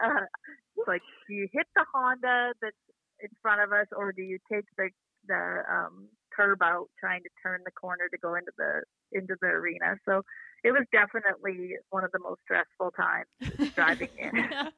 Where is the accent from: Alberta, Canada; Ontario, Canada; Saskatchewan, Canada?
Saskatchewan, Canada; we're from Saskatchewan